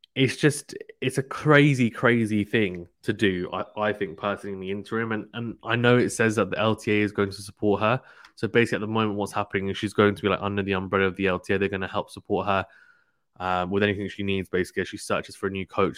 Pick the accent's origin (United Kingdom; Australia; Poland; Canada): United Kingdom; as a Brit